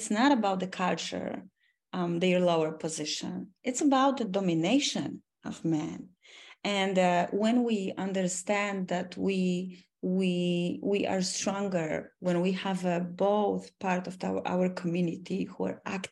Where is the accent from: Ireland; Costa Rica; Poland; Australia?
Poland; Oświęcim, Lesser Poland; I was born in Oświęcim. This is my hometown.